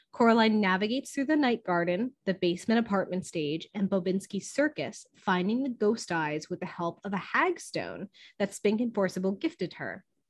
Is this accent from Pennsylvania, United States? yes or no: yes; Scranton, Pennsylvania, United States; accent: Scranton; moved away; my Scranton accent